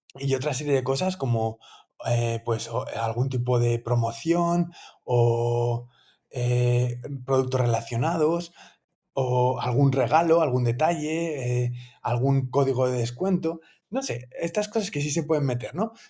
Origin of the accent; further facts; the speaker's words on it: Asturias, Spain; now in Valencia, Spain; yo soy asturiano